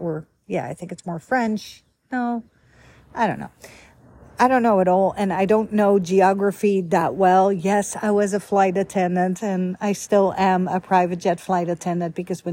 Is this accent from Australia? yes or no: no; Netherlands; moved away; I was born and raised in the Netherlands, Holland, capital Amsterdam